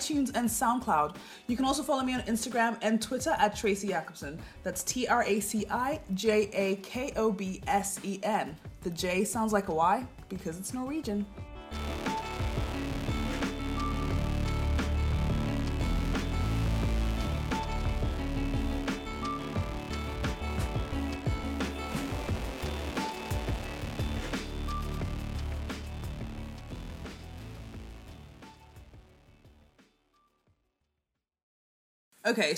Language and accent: English; Kenya; now in Norway; I was from Kenya